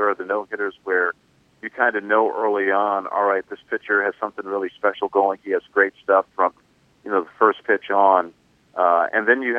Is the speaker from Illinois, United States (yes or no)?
no; New York City, New York, United States; moved away; also born or lived in Kansas City; I grew up in New York City